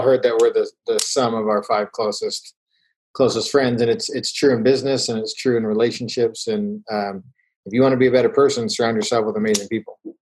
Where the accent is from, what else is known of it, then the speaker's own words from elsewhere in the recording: Calgary, Alberta, Canada; now in Utah, United States; I grew up in Calgary, Alberta, Canada.